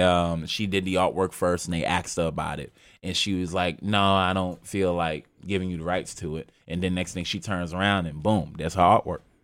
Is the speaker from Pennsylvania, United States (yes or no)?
no; New York City, New York, United States; I'm from Harlem